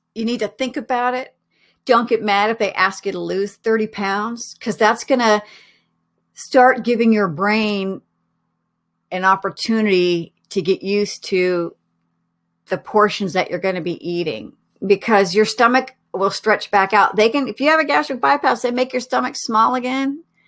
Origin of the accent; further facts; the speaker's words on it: Oregon, United States; moved away; also born or lived in Colorado; I was living in Colorado at the time, but I'm originally from Oregon.